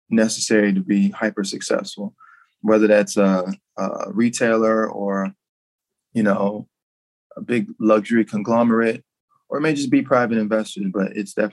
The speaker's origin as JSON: {"language": "English", "town": "Memphis", "region": "Tennessee", "country": "United States", "said": "I connected with Brandice because like we're both from Memphis"}